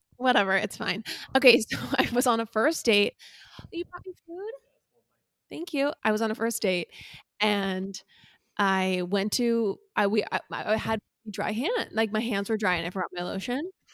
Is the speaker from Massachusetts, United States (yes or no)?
no; Laguna Niguel, California, United States; Chandler and I were raised in Orange County, California